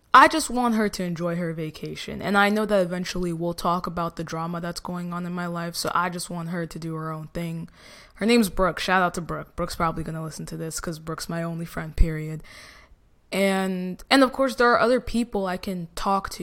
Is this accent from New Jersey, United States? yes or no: yes; New Jersey, United States; I'm from Jersey